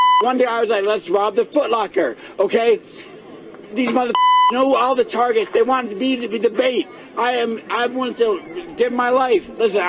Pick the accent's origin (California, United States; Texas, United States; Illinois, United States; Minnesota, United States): Minnesota, United States; Minneapolis; Born and raised, Powderhorn Park. I went to South High, Minneapolis.